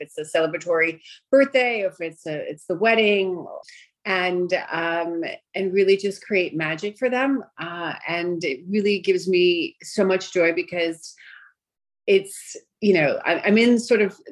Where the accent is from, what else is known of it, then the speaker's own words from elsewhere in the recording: New York City, New York, United States; first language Greek; English is a second language; born and raised in Brooklyn, and primarily grew up most of my life there